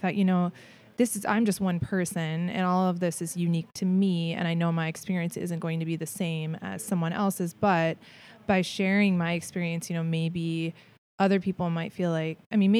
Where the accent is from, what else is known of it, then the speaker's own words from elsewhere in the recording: St. Paul, Minnesota, United States; I'm from Minnesota. I'm from